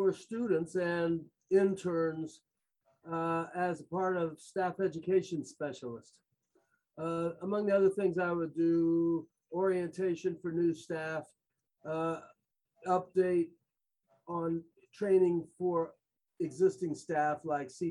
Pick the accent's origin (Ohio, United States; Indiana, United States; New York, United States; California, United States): Ohio, United States; Columbus; now in Athens, United States; I grew up in Columbus, and that includes going to college at Ohio State